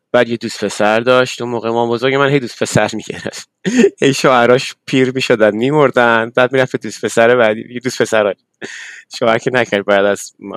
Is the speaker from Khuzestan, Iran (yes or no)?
no; Tehran, Tehran Province, Iran; moved away; ما بچه تهرانم یعنی بچه شهرم